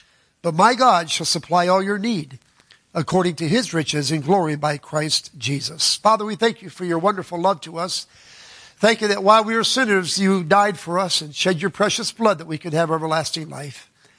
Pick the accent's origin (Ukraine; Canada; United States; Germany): United States; Florida; Yeah, I'm from Florida. That's how they talk down there. I pick it up everywhere I go.